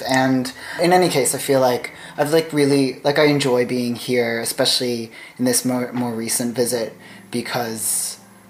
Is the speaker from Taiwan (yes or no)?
yes; Taipei, Taiwan; moved away; growing up in Taipei